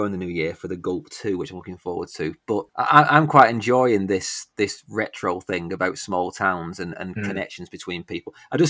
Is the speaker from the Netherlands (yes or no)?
no; Northern England, United Kingdom; the small town I grew up in Northern England.